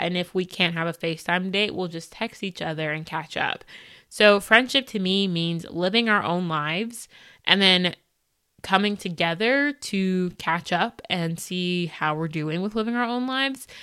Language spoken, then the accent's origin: English; United States; I like most about being an American is that I am privileged in the sense that it's not that bad for me